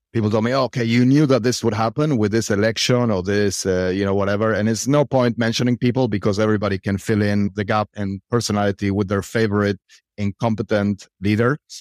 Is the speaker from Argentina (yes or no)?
yes; Argentina; I am from Argentina